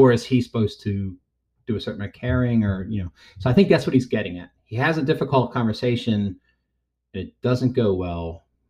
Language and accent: English; Baltimore, Maryland, United States; now in Nashville, United States; I grew up in Baltimore, so I kind of know snow